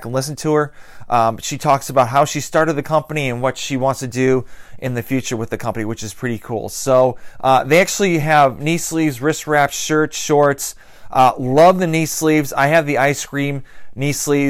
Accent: Massachusetts, United States; now in Atlanta, United States; I'm originally from Massachusetts and moved down to Atlanta

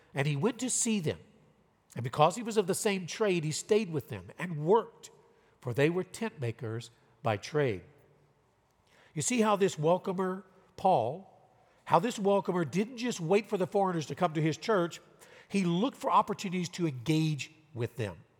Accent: Louisiana, United States; moved away as an adult; also born or lived in Southern California / Riverside, California / Tokyo, Japan; now in Fresno, United States; I'm from Louisiana

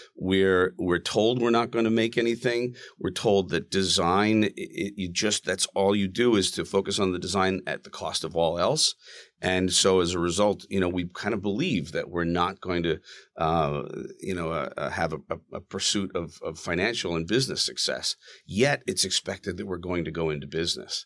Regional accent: Plymouth County, Massachusetts, United States; now in Rumson, United States; I grew up in Plymouth County

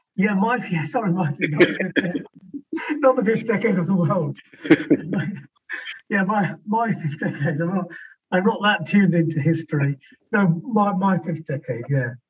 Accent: West Midlands, United Kingdom; the West Midlands

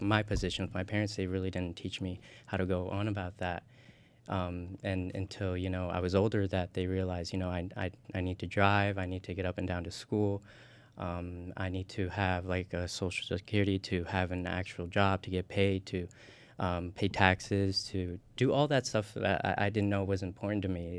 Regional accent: Indiana, United States; moved away as an adult; also born or lived in Tocoa, Colón, Honduras; now in Illinois, United States; grew up in Indiana, you know, went to um, primary school here and went through high school here

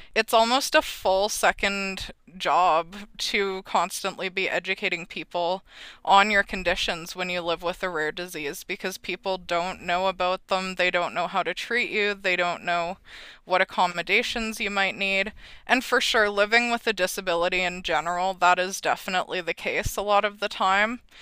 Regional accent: Red Deer, Alberta, Canada; I am from Red Deer, Alberta

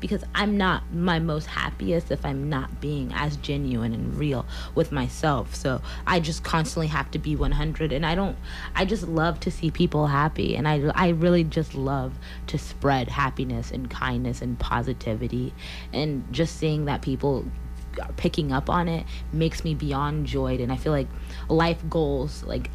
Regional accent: Columbia, Missouri, United States; I'm from Columbia, Missouri, and I've been here my whole life.

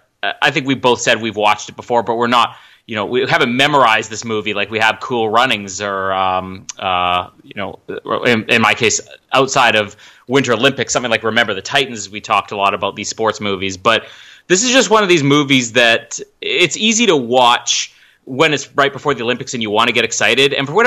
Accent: Winnipeg, Manitoba, Canada; Winnipeg, Manitoba, Team Canada.

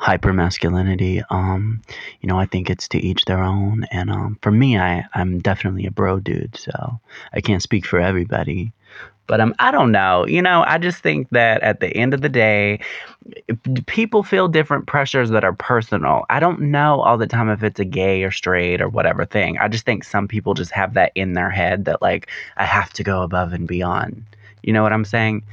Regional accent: the South, United States; growing up in the South

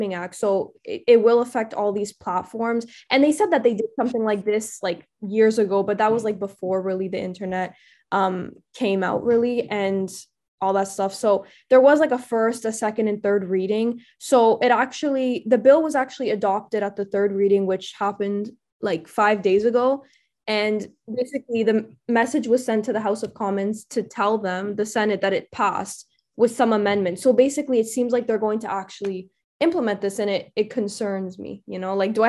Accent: Canada; I'm from Canada

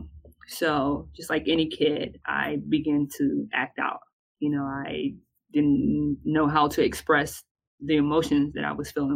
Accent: Bertie County, North Carolina, United States; I was raised in Bertie County.

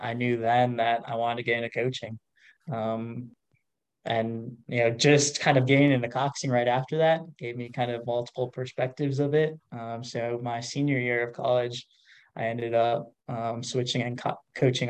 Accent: Minnesota, United States; moved away as an adult; also born or lived in East Coast; Minnesota. So Midwest, born, raised, and ended up on the East Coast

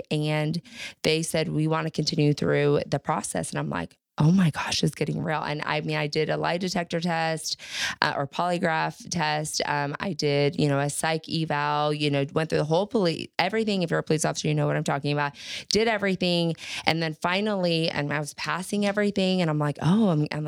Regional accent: Texas, United States; I grew up in Texas

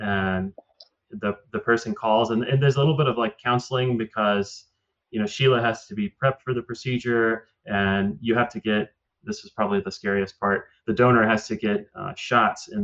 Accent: Mississippi, United States; I'm from Mississippi

